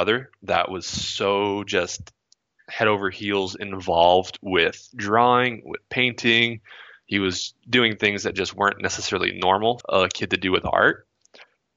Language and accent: English; Monterey, California, United States; also born or lived in Florida / Vermont / Ohio; when I was around 9, we moved out to Monterey, California